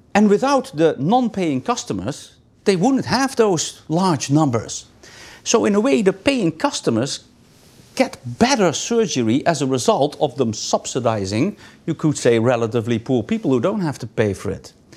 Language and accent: English; Netherlands; English is a second language; moved away; I'm originally from the Netherlands